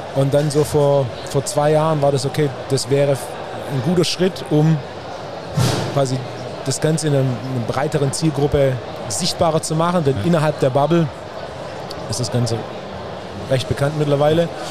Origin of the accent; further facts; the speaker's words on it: Swabia, Germany; als echter Schwabe